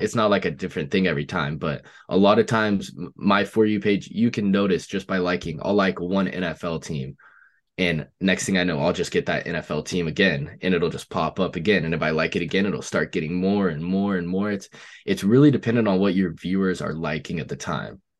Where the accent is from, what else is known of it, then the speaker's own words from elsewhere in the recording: Oregon, United States; I'm from Oregon